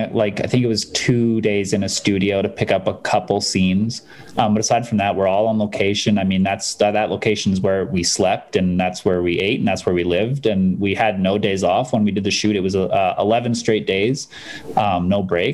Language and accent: English; Calgary, Alberta, Canada; I'm from Calgary.